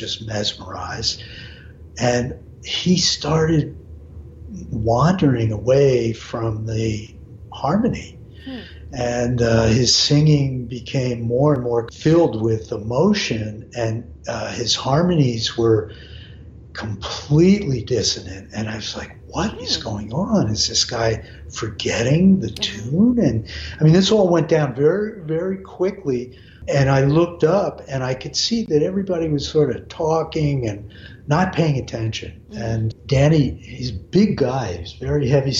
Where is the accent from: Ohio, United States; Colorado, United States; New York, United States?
New York, United States; Hudson Valley; growing up in the Hudson Valley in New York